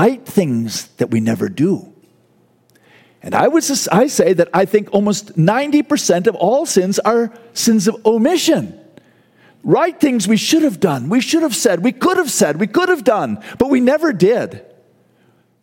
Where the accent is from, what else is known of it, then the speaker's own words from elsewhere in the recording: United States; as an American